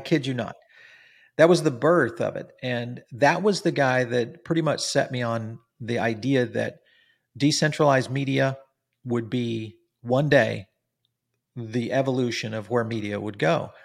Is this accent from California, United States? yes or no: yes; Silicon Valley, California, United States; I grew up in Silicon Valley